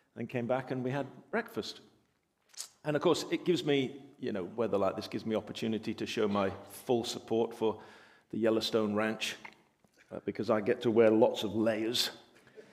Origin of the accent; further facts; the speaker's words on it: England, United Kingdom; We're English